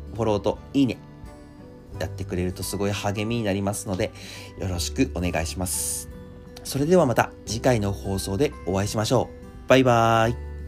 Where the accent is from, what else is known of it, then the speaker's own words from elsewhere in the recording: Akita, Japan; moved away; 秋田県出身なんで実は成人式夏にやってるんですよ